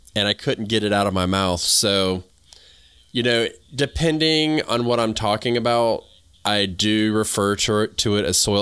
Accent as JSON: {"language": "English", "region": "the South", "country": "United States", "also_born_or_lived": "New England", "accent": "southern", "said": "I sound like I'm from the South"}